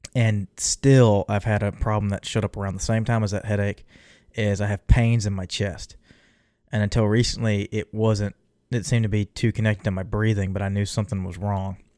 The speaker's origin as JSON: {"language": "English", "region": "Texas", "country": "United States", "said": "me being a Texan"}